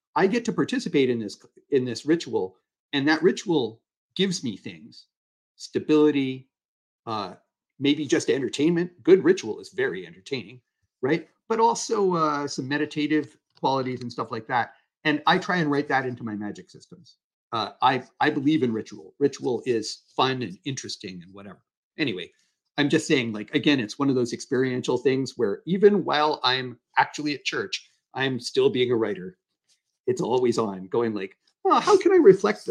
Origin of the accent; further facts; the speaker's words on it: United States; moved away as an adult; now in Canada; I spent a few years of my life putting my life on the line for my country